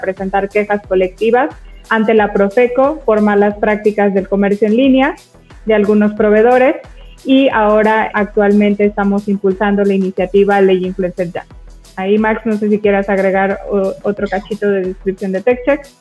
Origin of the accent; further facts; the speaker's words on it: Mexico; yo soy mexicana